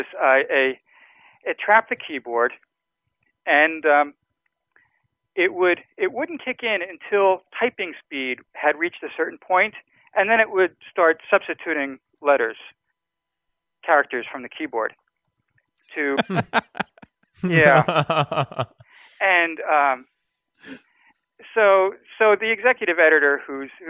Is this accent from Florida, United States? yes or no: no; New Jersey, United States; I grew up in Jersey, and I used to come into the city and go to the library.